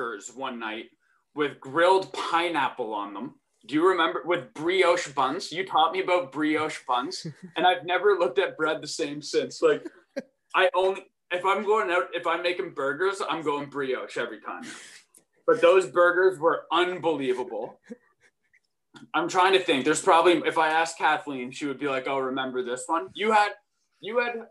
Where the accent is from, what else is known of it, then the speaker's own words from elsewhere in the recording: Burlington, Ontario, Canada; moved away as an adult; also born or lived in Western Michigan; I hail from Burlington, Ontario. That's like where I'm from. It's where I grew up until I went to Western